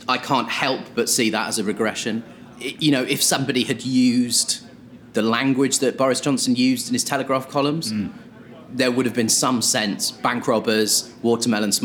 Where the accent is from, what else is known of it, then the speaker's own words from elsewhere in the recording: Croydon, London, United Kingdom; I grew up in Croydon